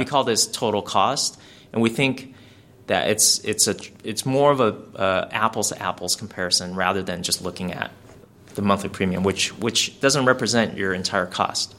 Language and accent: English; California, United States; we're from California